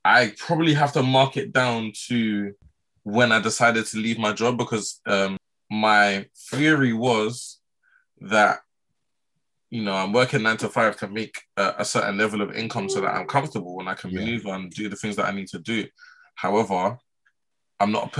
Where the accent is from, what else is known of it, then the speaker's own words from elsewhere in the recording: London, United Kingdom; I'm from Southwest, Mitcham, Southwest London